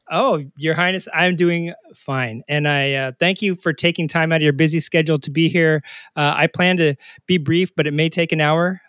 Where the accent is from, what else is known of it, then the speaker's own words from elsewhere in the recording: Arkansas, United States; moved away; I am originally from Arkansas